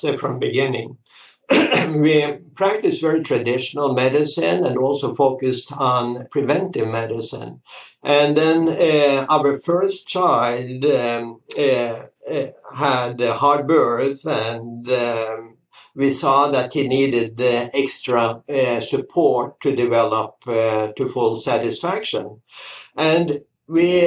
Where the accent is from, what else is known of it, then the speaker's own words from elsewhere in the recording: Norway; English is a second language; moved away as an adult; also born or lived in France; now in Florida, United States; I grew up in Norway